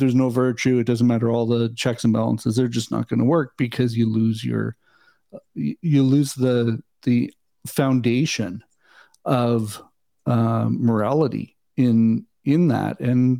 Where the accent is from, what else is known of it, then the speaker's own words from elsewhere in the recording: Canada; Even as a Canadian, I look at the U.S. setup the way it should be working